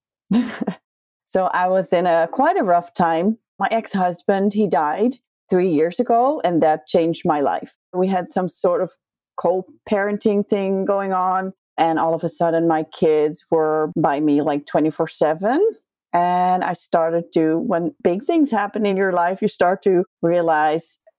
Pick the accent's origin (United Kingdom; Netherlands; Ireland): Netherlands; English is a second language; I'm from Holland.